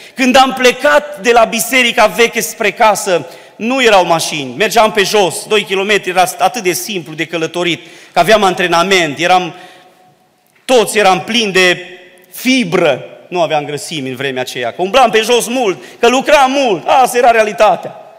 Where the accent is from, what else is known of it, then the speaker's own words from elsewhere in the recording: Dobric, Bistrița-Năsăud, Romania; now in Baia Mare, Romania; cei ce suntem din Dobric, aici, acasă